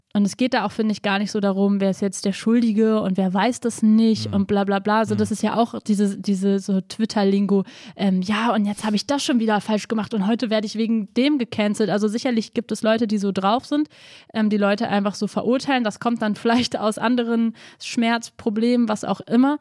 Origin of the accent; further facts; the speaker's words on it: Berlin, Germany; natürlich bin ich Deutsche und ich bin Berlinerin und ich bin hier zu Hause und ich liebe auch Berlin.